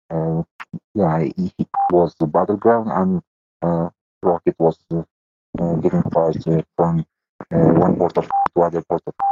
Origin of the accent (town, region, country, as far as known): Afghanistan